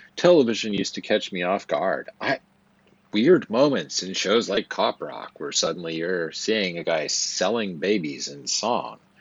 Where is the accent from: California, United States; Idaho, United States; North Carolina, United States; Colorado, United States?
Idaho, United States; Twin Falls; I was born in Twin Falls, Idaho, in the Magic Valley, at the Magic Valley Regional Medical Center on April 15, 1974